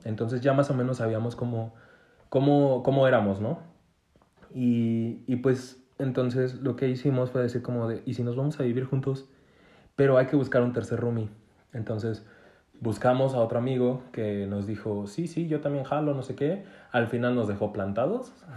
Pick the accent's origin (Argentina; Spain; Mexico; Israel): Mexico; soy mexicano